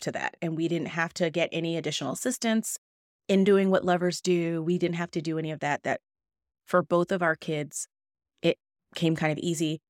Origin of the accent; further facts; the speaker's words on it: California, United States; moved away; I am from California where Kaiser has hospitals